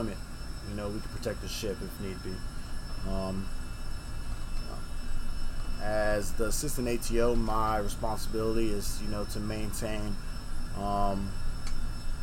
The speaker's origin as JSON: {"language": "English", "region": "Hawaii", "country": "United States", "tie": "born or raised there", "moved": "as an adult", "said": "Growing up in Hawaii, you hardly ever hear about, you know, guns, gun violence."}